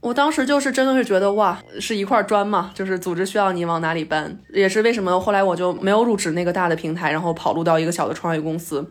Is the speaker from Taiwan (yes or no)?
no; Beijing, China; 我作为一个北京人